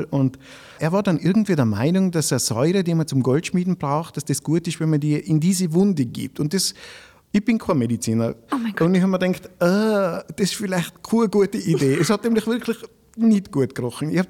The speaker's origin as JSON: {"language": "German", "town": "Grins", "region": "Tyrol", "country": "Austria", "lives_now": "Strengen, Austria", "said": "in Grins, wo ich wohne, ich komme aus Grins, also ich wohne eigentlich in Strengen, aber ich komme aus Grins"}